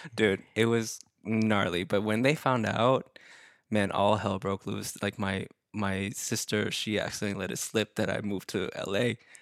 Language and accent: English; Dallas, Texas, United States; moved away; it's my hometown, I have a place to stay